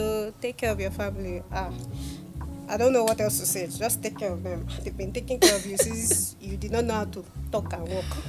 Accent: Nigeria; Yes, I'm Nigerian.

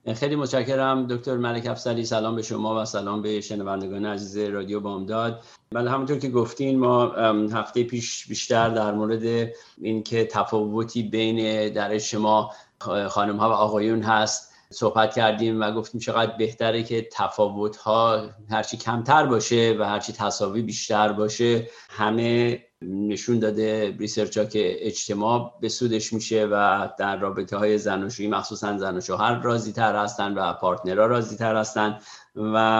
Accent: Iran; now in United States; ما هم به عنوان یه ایرانی

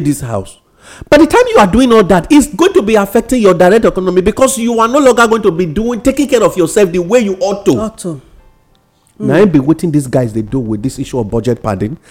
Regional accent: Nigeria; being a Nigerian

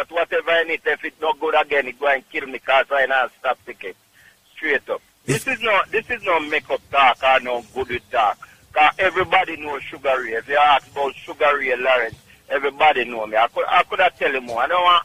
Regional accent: Clark's Town, Trelawny, Jamaica; also born or lived in Bronx, New York; now in New York, United States; Clarkstone, Jamaica, Trelawney

